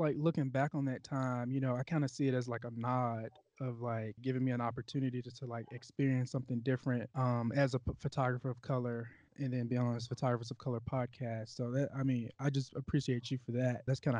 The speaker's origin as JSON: {"language": "English", "town": "Memphis", "region": "Tennessee", "country": "United States", "tie": "born or raised there", "said": "I spent about the second half of my adolescence in Memphis, Tennessee."}